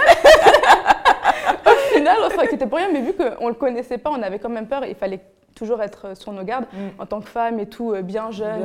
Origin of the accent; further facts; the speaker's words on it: Benin; moved away; j'étais encore mineure et je vivais encore au Bénin. Donc je suis béninoise